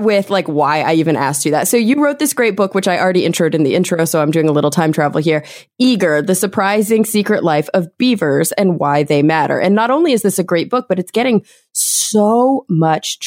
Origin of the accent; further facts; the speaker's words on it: Texas, United States; also born or lived in New York City; now in Los Angeles, United States; I grew up in Texas. I lived in New York City for 1 year. And now, since then, I've lived in Los Angeles